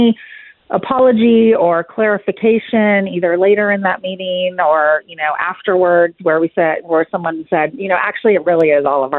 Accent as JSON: {"language": "English", "region": "California", "country": "United States", "tie": "born or raised there", "moved": "as an adult", "lives_now": "Frisco, United States", "said": "I was born and raised in California, lived there my entire life"}